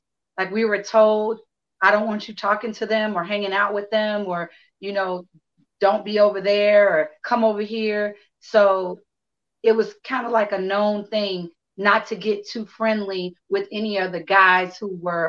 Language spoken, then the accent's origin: English; Chicago, Illinois, United States; moved away as an adult; also born or lived in Los Angeles; now in New Orleans, United States; Like I live in New Orleans. My mother was born and raised here. My lineage is from here. I was born and raised in Chicago, but I am currently in New Orleans.